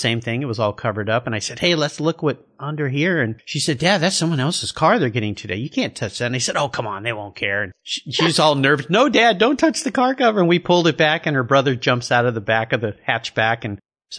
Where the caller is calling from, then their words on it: Gig Harbor, Washington, United States; Today, I'm calling you from Gig Harbor, Washington.